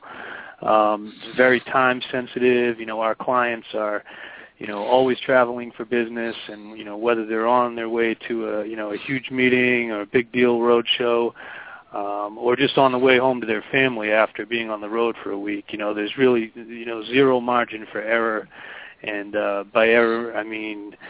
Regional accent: Boston, Massachusetts, United States; I'm born and raised in Boston

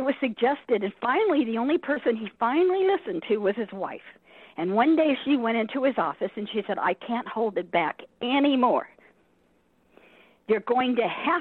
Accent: Southern California, United States; I come from Southern California

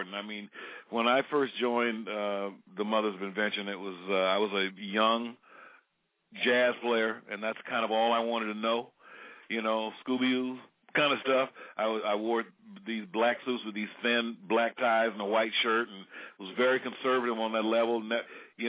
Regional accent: San Francisco Bay Area, California, United States; growing up in the San Francisco Bay Area

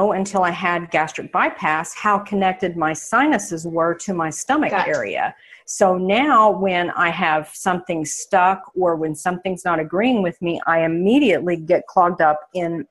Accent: Oklahoma, United States; moved away as an adult; also born or lived in Phoenix, Arizona; I'm a girl from Oklahoma, and when I left here 3 years ago and moved to the Phoenix area

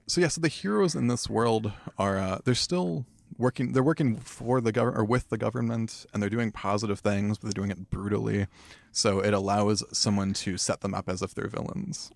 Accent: United States; now in Los Angeles, United States; as a Chicano guy, I feel like I'm being told that I'm half of something all the time. Like, I'm half Mexican, I'm half Irish, I'm, like, half an American guy.

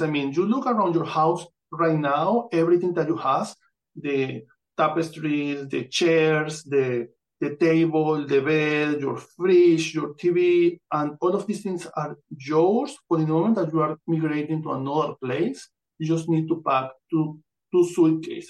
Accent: Amazonas, Venezuela; English is a second language; now in United States; I'm born in Amazonas, Venezuela. This is my birth certificate and I come from Venezuela. I don't grow up here. I grew up in there

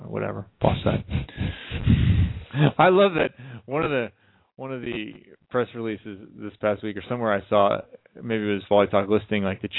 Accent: Chicago, Illinois, United States; being from there

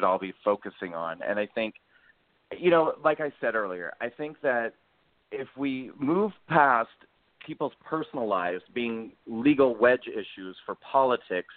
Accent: Nebraska, United States; moved away as an adult; also born or lived in New York City; I grew up in Nebraska, and I moved to New York to pursue acting and singing.

